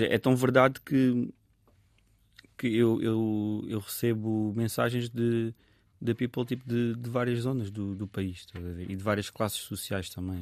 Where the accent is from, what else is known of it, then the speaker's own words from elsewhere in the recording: Sintra line, Lisbon, Portugal; eu cresci também na, na linha de Sintra, num bairro que, que é multicultural